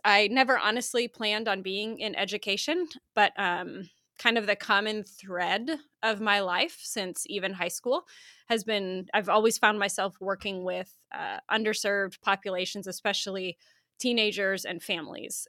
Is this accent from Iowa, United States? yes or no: yes; Iowa, United States; now in Oklahoma, United States; I grew up in Iowa, um, the great state of Iowa